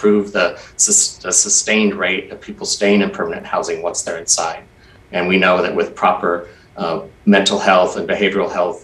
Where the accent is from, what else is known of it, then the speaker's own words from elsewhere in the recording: Portland, Oregon, United States; I was one of those Portlanders that was frustrated and actually getting kind of angry with my hometown